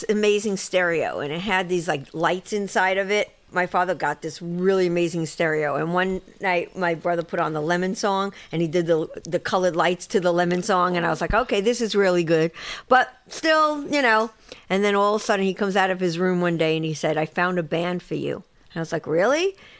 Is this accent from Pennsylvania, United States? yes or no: no; Queens, New York, United States; I grew up in Queens. It was a happy kind of place. I was very happy when I was able to get out of my bedroom and go into the city. That was a much happier place, Manhattan, than Rosedale.